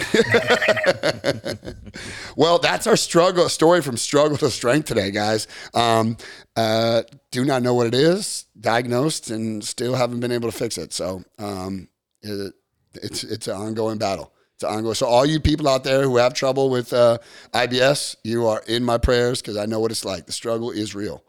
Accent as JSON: {"language": "English", "town": "Long Beach", "region": "California", "country": "United States", "said": "I'm from North Long Beach"}